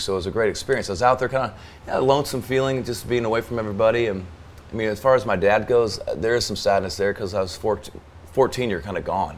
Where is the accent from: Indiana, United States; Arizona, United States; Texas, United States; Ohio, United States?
Arizona, United States; now in the South, United States; growing up in Arizona